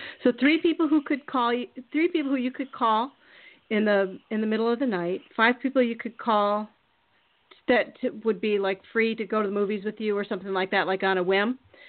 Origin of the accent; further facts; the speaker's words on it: Minnesota, United States; I'm from Minnesota. Also, you know, my parents live there and everything.